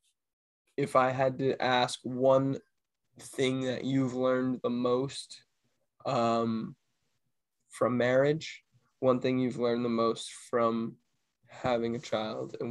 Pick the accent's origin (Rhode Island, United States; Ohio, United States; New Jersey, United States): Rhode Island, United States; Cranston; moved away as an adult; Cambodian food that I grew up with in the Rhode Island, like Providence line. I mean, the Cranston, Rhode Island line.